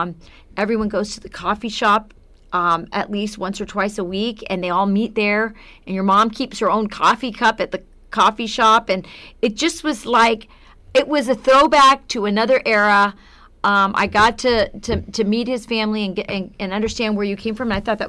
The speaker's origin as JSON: {"language": "English", "region": "Arizona", "country": "United States", "said": "I've kind of lived all over the world because my dad was in the military. So I'm from Arizona, but I never felt like I have to live in Arizona."}